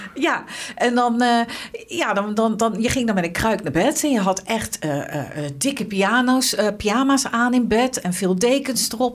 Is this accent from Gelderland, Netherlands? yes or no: yes; Arnhem, Gelderland, Netherlands; also born or lived in western Netherlands; ik, ik, ben geboren in Arnhem. Ehm, en ik heb als kind in Arnhem-Noord gewoond